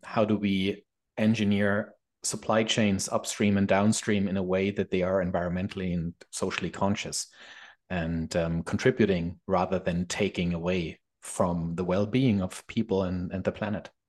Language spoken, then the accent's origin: English; Germany; moved away as an adult; now in Canada; I'm from Germany